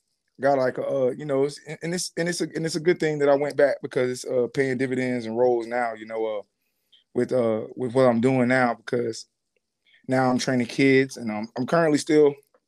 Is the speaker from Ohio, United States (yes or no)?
no; Jacksonville, Florida, United States; also born or lived in West Palm Beach, Florida; You know, I was born in West Palm Beach, Florida, and I moved to Jacksonville, Florida at 3 years old.